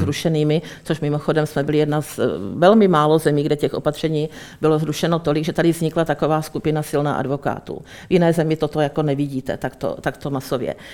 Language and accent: Czech; Czechia; na Českou republiku, na nás tady